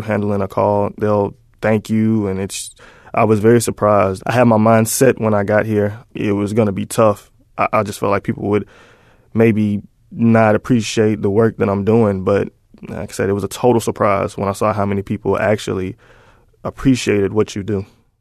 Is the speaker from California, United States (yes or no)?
no; Mississippi, United States; moved away as an adult; now in Dallas, United States; I was born and raised in Mississippi